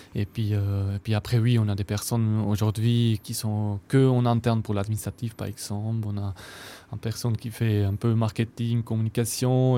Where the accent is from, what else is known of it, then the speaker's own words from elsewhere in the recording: Salgesch, Valais, Switzerland; nous, on vient de Salkenen, donc on parle français et allemand.